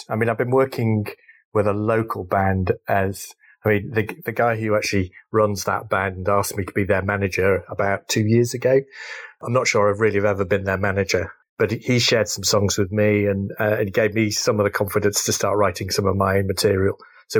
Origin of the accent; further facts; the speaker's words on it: North West England, United Kingdom; Okay, great. So I grew up in Cheshire, went to a local grammar school called Sandbach.